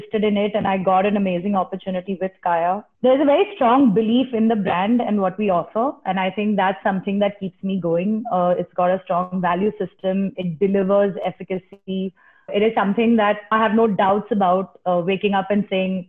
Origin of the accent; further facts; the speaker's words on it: India; as an Indian